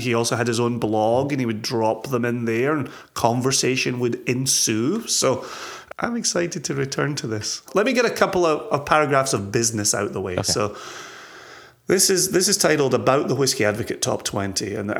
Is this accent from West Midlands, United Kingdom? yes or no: no; Scotland, United Kingdom; moved away; my home country